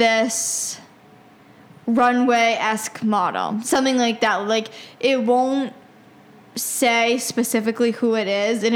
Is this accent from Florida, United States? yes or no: no; Massachusetts, United States; I'm from Massachusetts. I grew up watching, like, sports on Sundays with my dad and grandfather and everything.